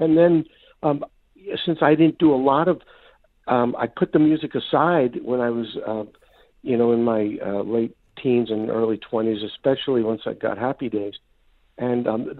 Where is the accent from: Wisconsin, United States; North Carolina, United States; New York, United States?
New York, United States; New York City; I grew up in New York City in Brooklyn